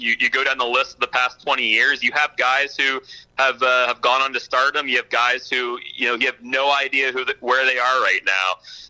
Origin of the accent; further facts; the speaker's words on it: Florida, United States; we're from Florida.